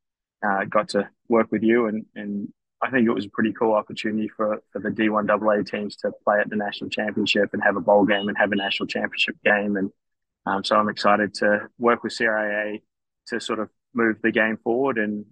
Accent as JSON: {"language": "English", "country": "New Zealand", "tie": "born or raised there", "also_born_or_lived": "Australia / California / North Carolina / Colorado", "moved": "as an adult", "lives_now": "United States", "said": "I was born in Australia, grew up in New Zealand."}